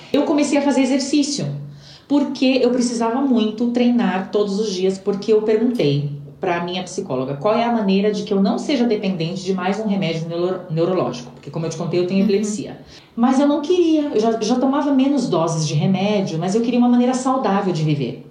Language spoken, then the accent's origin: Portuguese; São Paulo, Brazil; moved away as an adult; now in Santiago, Chile; Eu venho de São Paulo, e para mim que venho de São Paulo, que não é a capital do Brasil